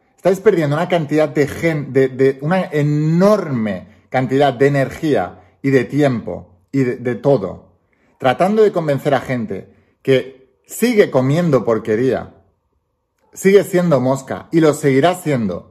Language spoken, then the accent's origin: Spanish; Spain; yo soy español, vivo en España